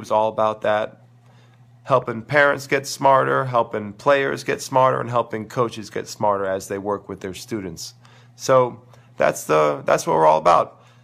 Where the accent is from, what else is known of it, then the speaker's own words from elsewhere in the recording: New York City, New York, United States; growing up in New York City